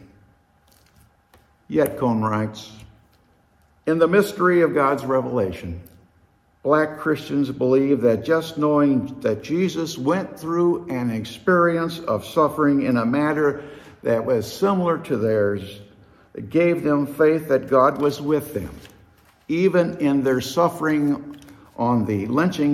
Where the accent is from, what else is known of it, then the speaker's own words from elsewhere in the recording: Jacksonville, Illinois, United States; now in Freeport, United States; I grew up in Jacksonville, Illinois, a town about the size of Freeport, 35 miles west of Springfield